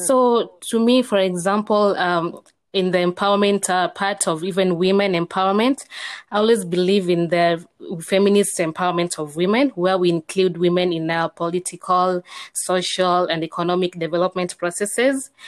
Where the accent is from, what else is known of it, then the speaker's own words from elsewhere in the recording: Kenya; I'm from Kenya